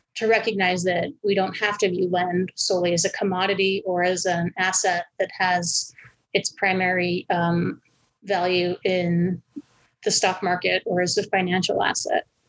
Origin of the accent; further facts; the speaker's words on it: Albuquerque, New Mexico, United States; I'm originally from Albuquerque, where I live currently